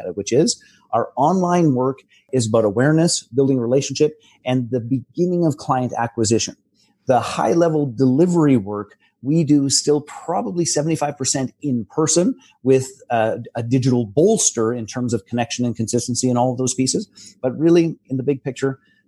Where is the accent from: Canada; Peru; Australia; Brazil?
Canada; I'm a Canadian almost farm kid